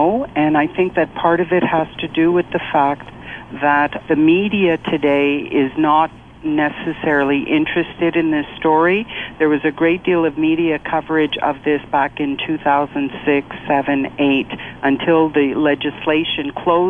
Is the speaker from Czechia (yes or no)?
no; Canada; I was born in Canada, Canadian citizen, have always been a Canadian citizen, I have never lost my citizenship.